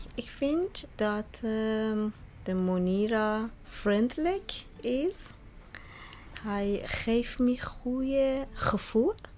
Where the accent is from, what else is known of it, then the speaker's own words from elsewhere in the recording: Bandar Abbas, Hormozgan, Iran; Dutch is a second language; moved away as an adult; now in Netherlands; Ik ben van Zoutira. Ja, mijn stad, de naam eh, is Bandar Abbas.